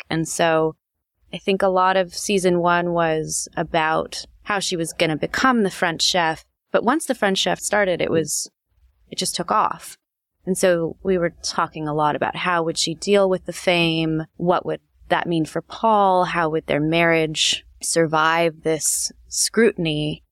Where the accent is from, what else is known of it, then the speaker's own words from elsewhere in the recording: Los Angeles, California, United States; also born or lived in Chicago; I lived in Chicago when I was young, really young, and then we moved to Los Angeles. I think I was in third grade. L A is my hometown.